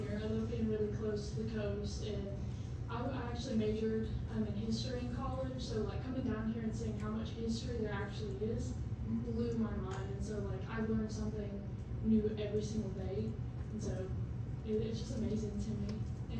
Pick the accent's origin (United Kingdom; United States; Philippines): United States; Johnson City, Tennessee; moved away as an adult; now in Liberty County, United States; I'm originally from Johnson City, Tennessee.